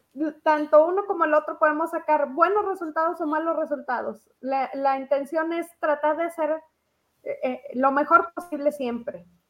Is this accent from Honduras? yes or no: no; Mexico; Aquí en México